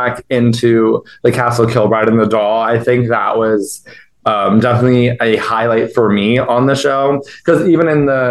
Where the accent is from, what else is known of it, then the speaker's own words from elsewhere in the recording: Niagara Falls, Ontario, Canada; I'm originally from Niagara Falls, but my parents are from Italy